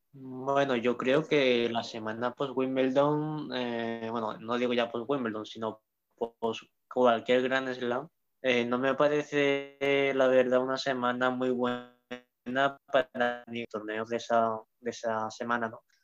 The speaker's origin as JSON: {"language": "Spanish", "town": "Seville", "region": "Andalusia", "country": "Spain", "said": "yo soy de Sevilla, ¿vale? Y aquí en Sevilla"}